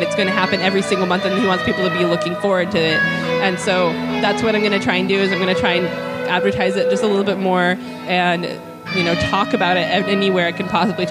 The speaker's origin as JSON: {"language": "English", "town": "Bend", "region": "Oregon", "country": "United States", "moved": "yes", "lives_now": "Monterey, United States", "said": "I am originally from Bend, Oregon, and it's maybe a town of 40,000 people"}